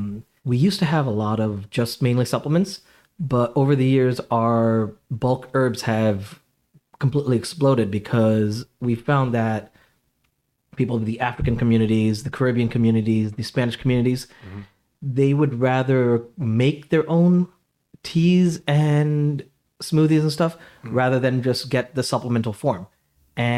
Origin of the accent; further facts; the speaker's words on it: India; So basically, I mean, I'm Indian, so spices are literally everything.